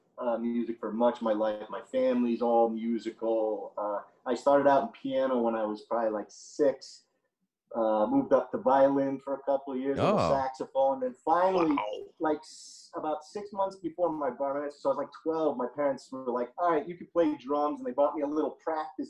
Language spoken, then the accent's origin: English; upstate New York, United States; moved away as an adult; now in Los Angeles, United States; I'm from New York